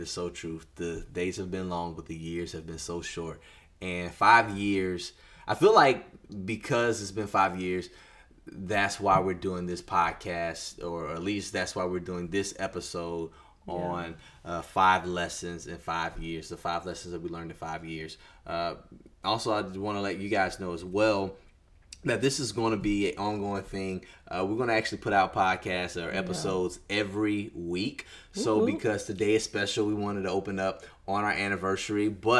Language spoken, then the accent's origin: English; Mississippi, United States; she went back to her hometown, which is Virginia, and I went back to my hometown, which is Mississippi.